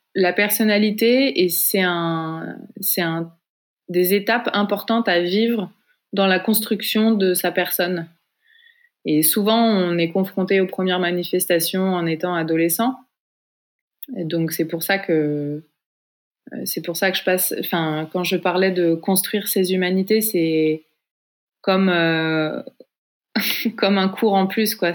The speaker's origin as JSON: {"language": "French", "area": "Paris region, west of Paris", "region": "Île-de-France", "country": "France", "tie": "born or raised there", "said": "j'ai grandi en région parisienne, à l'ouest de Paris"}